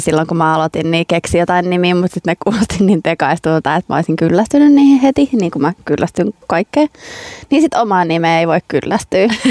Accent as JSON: {"language": "Finnish", "country": "Finland", "also_born_or_lived": "Leicester, United Kingdom / London, United Kingdom", "moved": "as an adult"}